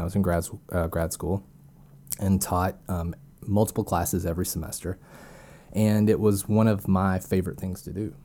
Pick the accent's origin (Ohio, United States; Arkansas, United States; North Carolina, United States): Arkansas, United States; also born or lived in Tennessee; I was born and raised in Arkansas